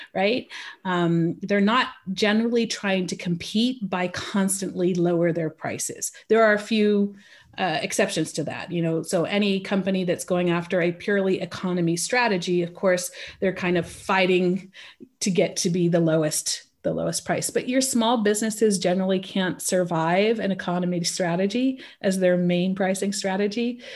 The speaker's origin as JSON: {"language": "English", "region": "California", "country": "United States", "tie": "born or raised there", "moved": "as an adult", "lives_now": "Switzerland", "said": "I grew up stateside. I grew up in California."}